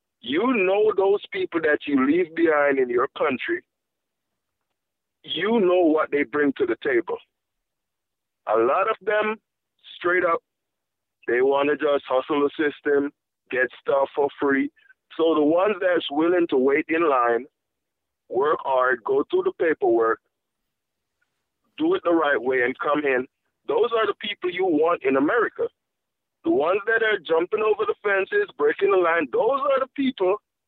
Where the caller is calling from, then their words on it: Florida, United States; I'm calling from Florida.